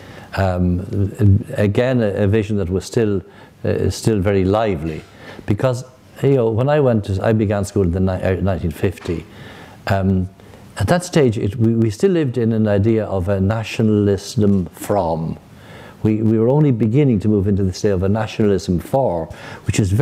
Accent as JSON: {"language": "English", "town": "Dublin", "region": "Leinster", "country": "Ireland", "tie": "born or raised there", "also_born_or_lived": "Rome, Italy", "moved": "as an adult", "said": "I grew up in Ballyfermot in the very beginning"}